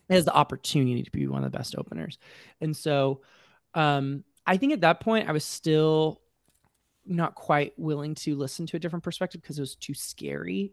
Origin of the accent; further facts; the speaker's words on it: Colorado Springs, Colorado, United States; moved away as an adult; now in Atlanta, United States; I grew up in Colorado Springs, so very evangelical